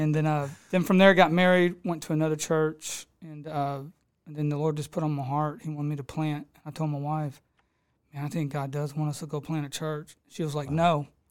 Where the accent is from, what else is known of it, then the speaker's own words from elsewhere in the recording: Houston, Texas, United States; I come from Edgebrook, grew up on the streets over there, got in a lot of craziness like most of us do over there in the South Houston area